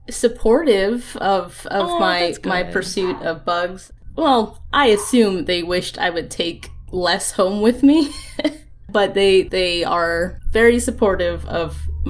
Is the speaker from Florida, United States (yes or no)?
yes; Florida, United States; I grew up in Florida.